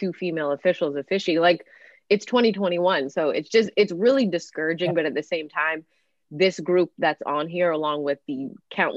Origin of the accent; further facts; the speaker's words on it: Canada; growing up in Canada, it's a little bit different